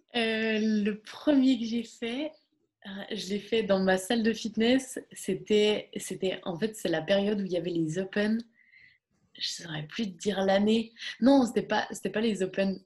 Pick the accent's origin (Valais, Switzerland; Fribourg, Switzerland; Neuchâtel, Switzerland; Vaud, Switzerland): Fribourg, Switzerland; Bulle; moved away as an adult; now in Gland, Switzerland; toute mon enfance, euh, tout, tout le, toute mon enfance à Bulle